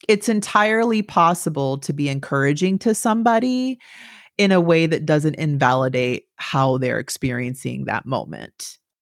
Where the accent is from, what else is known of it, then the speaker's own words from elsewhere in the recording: Turlock, California, United States; moved away; I'm from Turlock